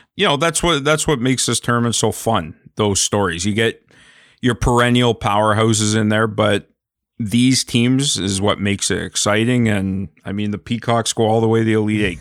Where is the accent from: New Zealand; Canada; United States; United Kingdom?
Canada; I'm Canadian